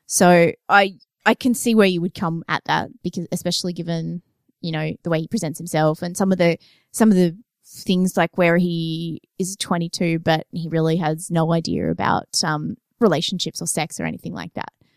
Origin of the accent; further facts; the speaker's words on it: Australia; we're Australian, so I've, I saw snow for the first time when I was twenty-seven.